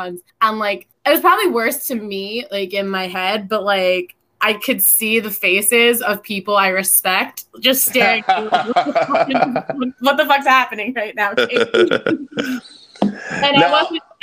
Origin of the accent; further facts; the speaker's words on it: New Jersey, United States; I'm from Jersey